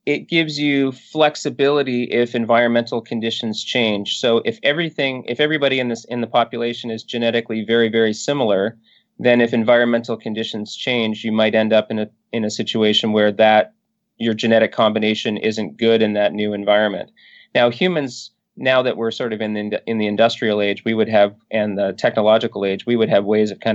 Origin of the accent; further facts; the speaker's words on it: northern British Columbia, Canada; I grew up in northern British Columbia, and I have to say, growing up in Canada probably saves me a little bit